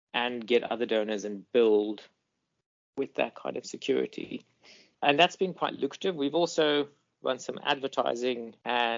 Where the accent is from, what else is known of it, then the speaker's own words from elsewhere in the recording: Botswana; also born or lived in Eswatini / Limpopo, South Africa; now in South Africa; Then I did most of my growing up in Botswana and then in the Limpopo province of South Africa.